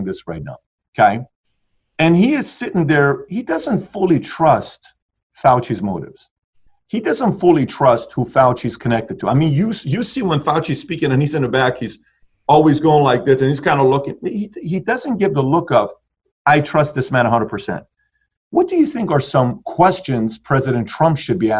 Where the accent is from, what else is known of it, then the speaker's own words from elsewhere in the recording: Iran; moved away; I'm from Iran